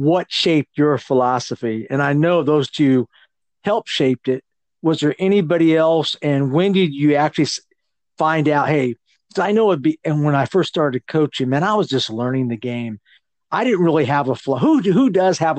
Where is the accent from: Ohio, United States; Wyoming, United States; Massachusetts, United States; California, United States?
California, United States; I grew up in California